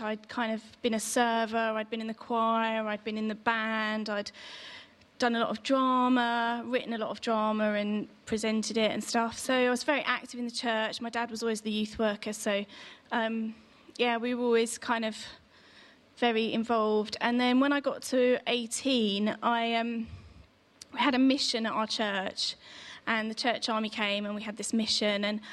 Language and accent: English; Aldershot, South East England, United Kingdom; I was born in Aldershot in Hampshire and went to a local Anglican church called Ascension.